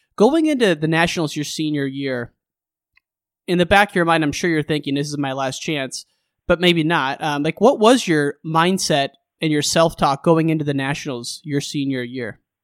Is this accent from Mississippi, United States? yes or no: no; Illinois, United States; I grew up in Illinois